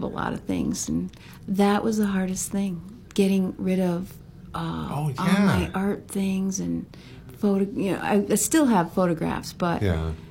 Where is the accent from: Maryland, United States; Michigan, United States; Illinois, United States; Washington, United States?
Michigan, United States; Upper Peninsula of; moved away as an adult; also born or lived in Rochester, New York; now in Maui, United States; I grew up in the Upper Peninsula of Michigan, surrounded by the Great Lakes